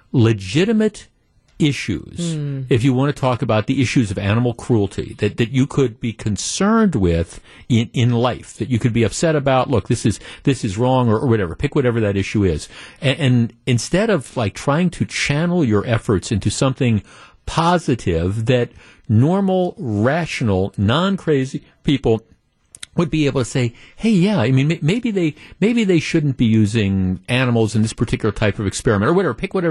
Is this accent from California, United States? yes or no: no; Wisconsin, United States; we're from Wisconsin. It's the dairy state.